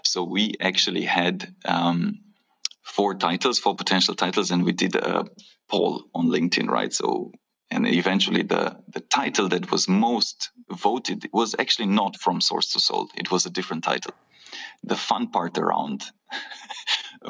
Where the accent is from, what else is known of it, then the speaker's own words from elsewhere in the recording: Romania; my home country of Romania